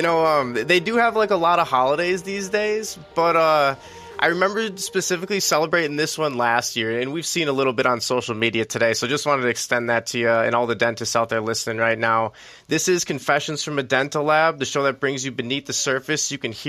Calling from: Milwaukee, Wisconsin, United States; We're calling from Milwaukee, Wisconsin, but you know, it's a mid-40s, so that's pretty good for us.

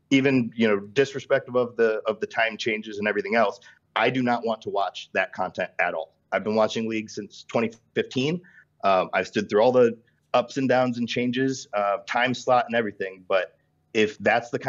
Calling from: Akron, Ohio, United States; Uh, Akron, Ohio.

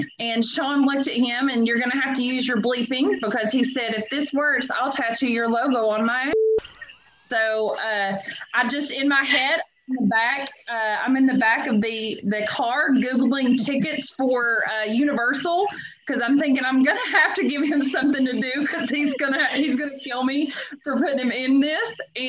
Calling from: U.S. Virgin Islands; we are calling from St. Croix in the U.S. Virgin Islands.

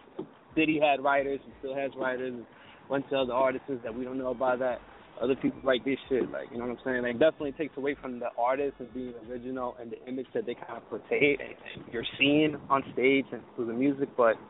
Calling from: Jersey City, New Jersey, United States; I'm calling from Jersey City, 201.

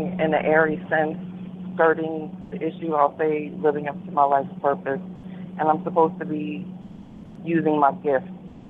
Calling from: New York City, New York, United States; I'm calling from New York City.

